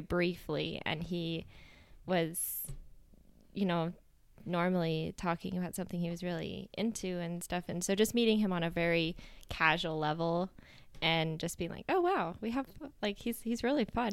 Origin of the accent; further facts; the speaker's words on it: Inman, Kansas, United States; moved away as an adult; now in Ghana; I grew up in Kansas in a town called Inman, a small town, uh, in between two other larger towns